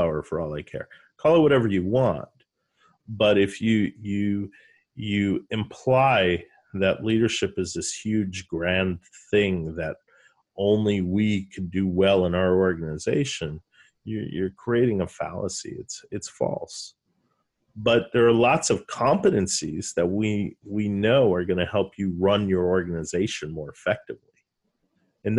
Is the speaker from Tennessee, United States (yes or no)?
no; New York, United States; accent: New York; my New York accent